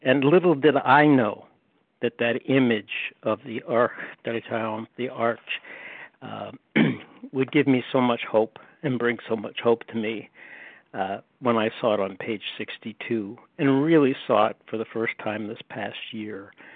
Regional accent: Pennsylvania, United States; now in Cary, United States; I was born in Pennsylvania

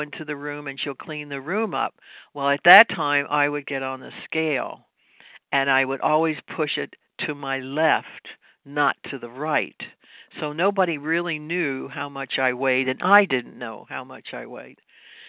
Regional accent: Louisville, Kentucky, United States; now in New York, United States; I'm from Louisville, Kentucky. I'm not from New York. Maybe you can hear the accent or whatever. It's been many years

